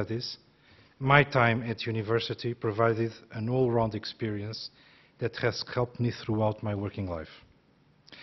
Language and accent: English; Portugal; moved away as an adult; also born or lived in France / United States / Brazil; now in United Kingdom; Growing up in Portugal